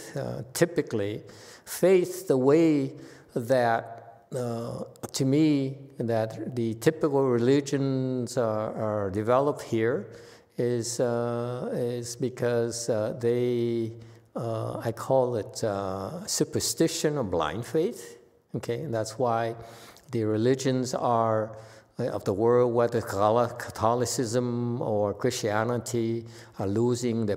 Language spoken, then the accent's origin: English; United States